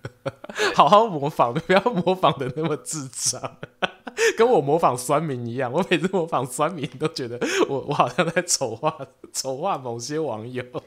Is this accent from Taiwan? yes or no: yes; Taiwan; 我先说这情人节是我们用台湾的角色去看啦